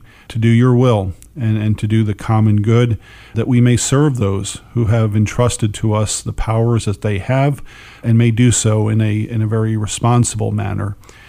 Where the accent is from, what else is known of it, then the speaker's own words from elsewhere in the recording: United States; just as an American